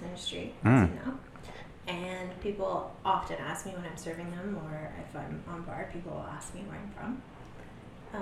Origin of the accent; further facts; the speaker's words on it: Mississauga, Barrie, Ontario, Canada; moved away as an adult; now in New Brunswick, Canada; I was born in Mississauga